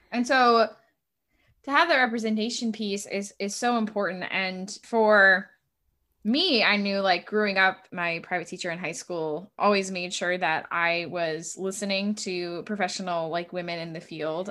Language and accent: English; New York, United States; moved away; also born or lived in Ohio; I'm originally from New York State